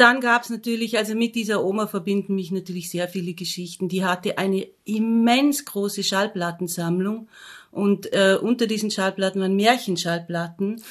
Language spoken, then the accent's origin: German; Austria; von dem Ort, wo ich aufgewachsen bin, nämlich in Dormien